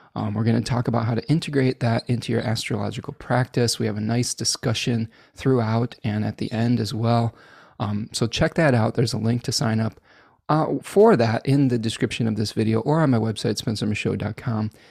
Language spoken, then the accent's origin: English; Chicago, Illinois, United States; accent: hard A's; I was born in Chicago, so I, I have some hard A's that come out every once in a while